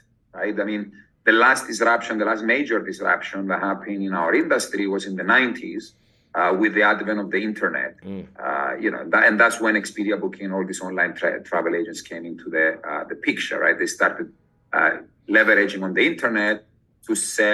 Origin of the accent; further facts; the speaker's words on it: Cyprus; moved away as an adult; also born or lived in London / Oxford; I am originally from Cyprus, which is a small island close to Greece.